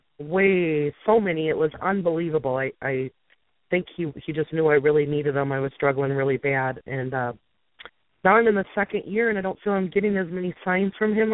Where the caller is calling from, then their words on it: Minnesota, United States; I'm from Minnesota.